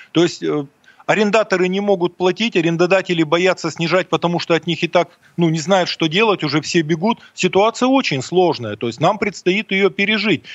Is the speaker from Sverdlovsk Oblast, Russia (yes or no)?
yes; Mironovo, Sverdlovsk Oblast, Russia; из моей родной деревни, из Миронова